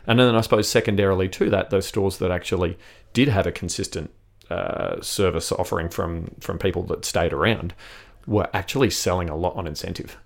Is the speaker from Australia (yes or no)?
yes; South Australia, Australia; also born or lived in Sydney, Australia / London, United Kingdom; I grew up here in South Australia